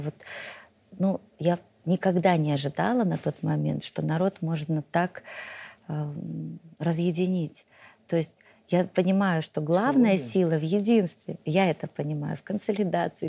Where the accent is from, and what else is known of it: Belarus